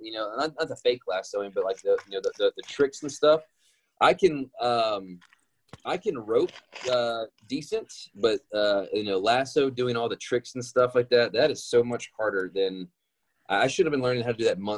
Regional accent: Louisiana, United States; now in Los Angeles, United States; I'm from Louisiana, you know, right next door.

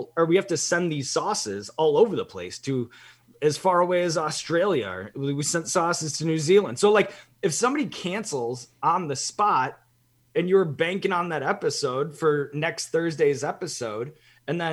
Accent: Evanston, Illinois, United States; moved away; growing up in Evanston

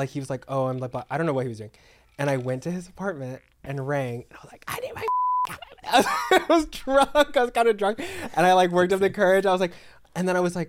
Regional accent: Texas, United States; I'm from Texas.

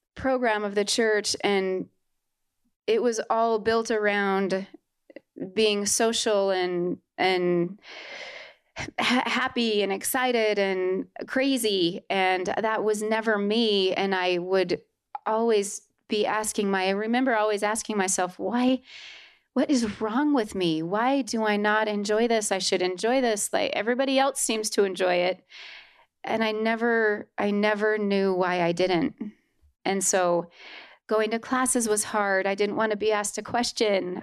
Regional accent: Holladay, Utah, United States; I was born and raised in Holiday, Utah.

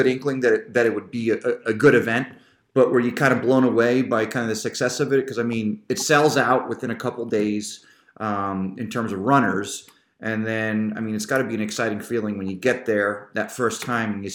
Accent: Pottsville, Pennsylvania, United States; I grew up in Pottsville. I just moved back to Pottsville a couple of years ago

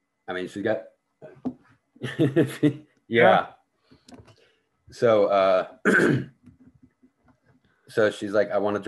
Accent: Boston, Massachusetts, United States; now in Indiana, United States; where I grew up in Boston

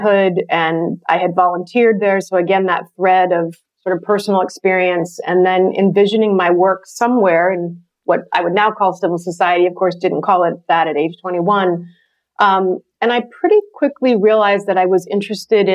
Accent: San Francisco, California, United States; the apartment I grew up in San Francisco

